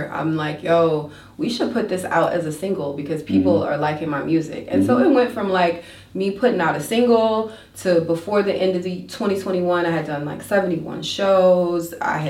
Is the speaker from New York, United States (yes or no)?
no; Warner Robins, Georgia, United States; also born or lived in Soperton, Georgia; I am not a native of Macon at all. I'm actually, I grew up in Warner Robins, mm-hmm. but I'm from a really small town called Soperton, Georgia. And I say I'm from there.